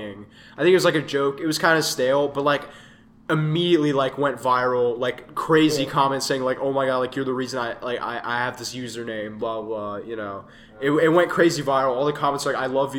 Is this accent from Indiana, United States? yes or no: no; Mississippi, United States; we're from Mississippi